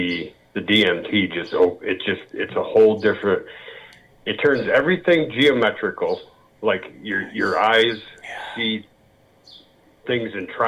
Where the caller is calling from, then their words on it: Loveland, Colorado, United States; I'm calling from Loveland, Colorado.